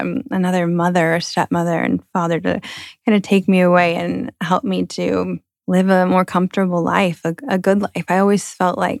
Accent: Moreno Valley, California, United States; also born or lived in Hemet, California; I grew up in Moreno Valley in the beginning of my childhood

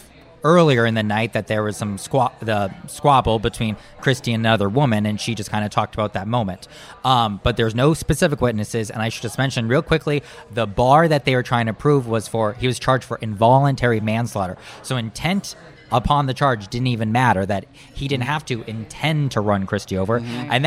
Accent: Marshall, Minnesota, United States; I grew up in Marshall, Minnesota, not far from a reservation.

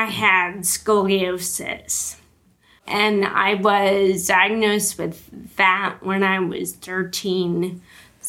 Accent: Wisconsin, United States; moved away as an adult; now in San Diego, United States; I grew up in Wisconsin

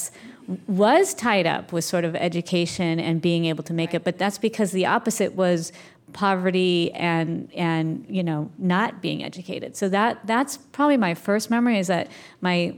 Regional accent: Tarzana, California, United States; I grew up in Southern California in a little town called Tarzana

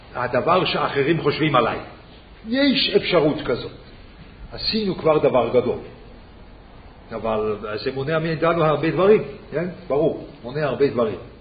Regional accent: Switzerland; Hebrew is a second language; אני שוויצרי

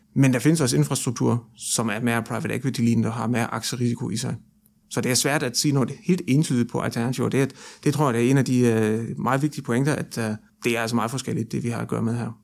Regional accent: Germany; now in Denmark; syd for grænsen i Tyskland, hvor jeg nu kommer fra

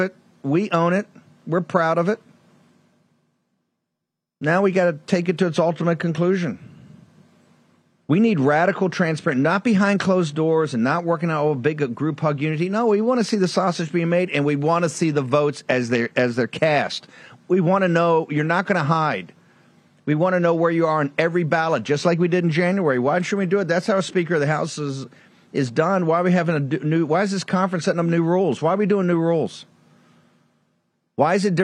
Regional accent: Norfolk, Virginia, United States; coming from Norfolk, Virginia, being born there.

